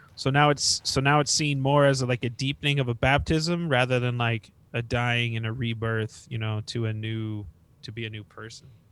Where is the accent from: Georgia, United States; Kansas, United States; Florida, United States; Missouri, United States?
Kansas, United States; northeast; I, uh, born and raised in Kansas